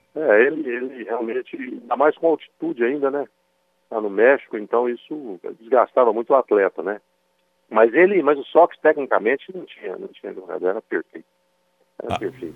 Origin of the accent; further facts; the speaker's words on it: Machado, Minas Gerais, Brazil; also born or lived in Serrania; nasci em Serrania, criado em Machado, nós dois somos cidadãos machadenses